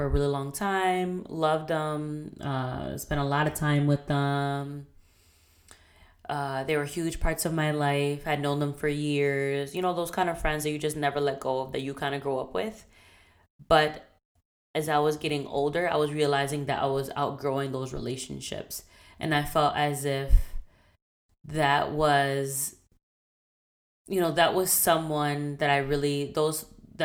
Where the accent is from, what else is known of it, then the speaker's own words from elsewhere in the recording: Puerto Rico; now in Boston, United States; I am Puerto Rican and Dominican. I was born in Puerto Rico. I currently live in Boston.